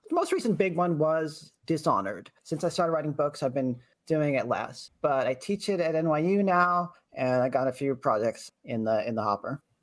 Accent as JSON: {"language": "English", "town": "Lexington", "region": "Massachusetts", "country": "United States", "said": "I'm from Lexington"}